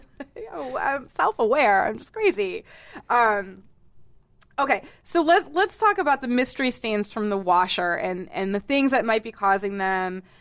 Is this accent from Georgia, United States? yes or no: no; Boston, Massachusetts, United States; moved away; I'm from Boston